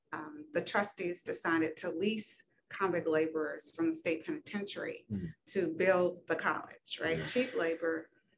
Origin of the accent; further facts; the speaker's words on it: South Carolina, United States; I'm are, a sixth generation South Carolinian.